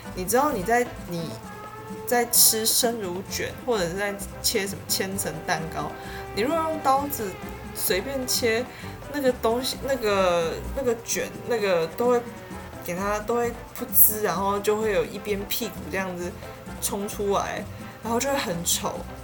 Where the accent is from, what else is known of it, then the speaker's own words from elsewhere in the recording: Tainan, Taiwan; 我是台南人